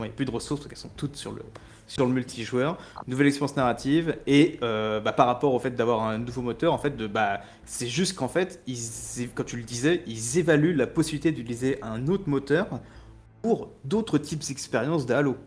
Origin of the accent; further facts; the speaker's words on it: France; on est français